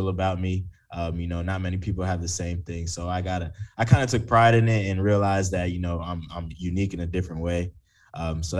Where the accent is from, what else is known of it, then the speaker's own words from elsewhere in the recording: Florida, United States; I'm from Florida